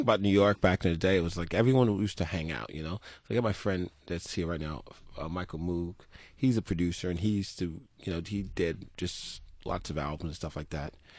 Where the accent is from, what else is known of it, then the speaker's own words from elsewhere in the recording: Turks & Caicos Islands; I was born in Turks and Caicos